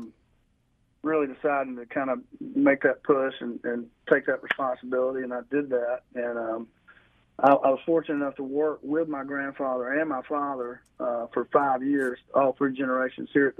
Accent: Burlington, North Carolina, United States; moved away as an adult; also born or lived in Wilmington, North Carolina; So I grew up in Burlington and moved to Wilmington, Riceville Beach, out of high school.

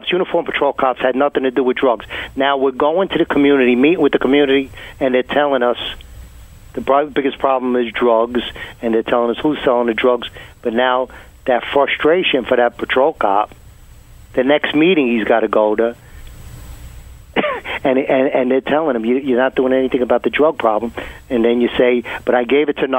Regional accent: New York City, New York, United States; I grew up in Benson Arms of Brooklyn

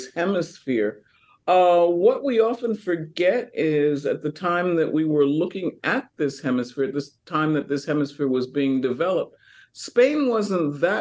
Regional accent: New York, United States; now in Louisiana, United States; I grew up eating chicharron in New York

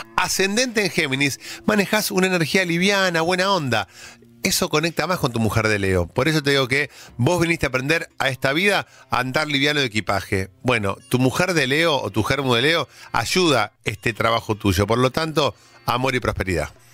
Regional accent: Argentina; nosotros como argentinos

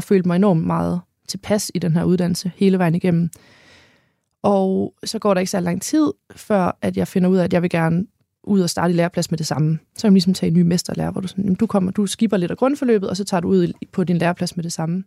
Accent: Holstebro, Central Denmark Region, Denmark; accent: North Jutlandic; now in Hanstholm, Denmark; jeg er født i Midtjylland, i Holstebro, på en øh, kvægård, hvor begge mine forældre er økologiske landmænd.

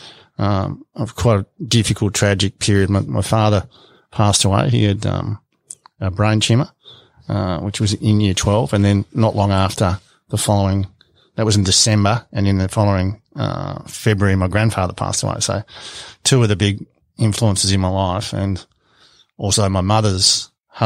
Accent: Melbourne, Victoria, Australia; moved away; also born or lived in Smeaton, Victoria / Western Australia; I was born in Melbourne.

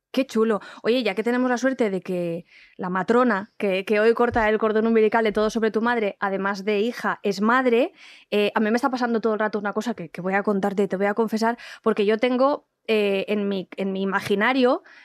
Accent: Valencian Community, Spain; moved away as an adult; also born or lived in Andalusia; now in Madrid, Spain; yo soy valenciana, pero yo he encontrado en Madrid, es que me dan ganas de llorar, te lo juro, una casa

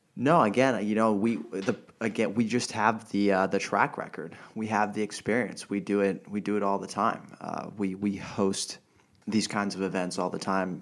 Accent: Switzerland; moved away as an adult; now in Los Angeles, United States; growing up in Switzerland

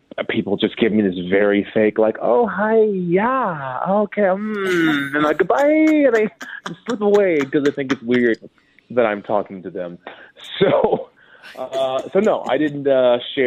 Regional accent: Minnesota, United States; now in Los Angeles, United States; I'm from Minnesota

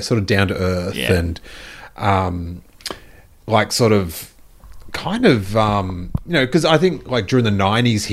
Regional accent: Australia; moved away; the most pride I've ever felt as an Australian

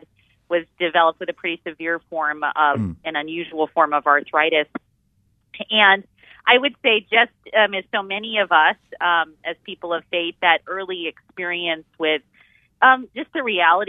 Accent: Northeast, United States; now in Houston, United States; I'm from the Northeast, but I really like the hot weather, actually.

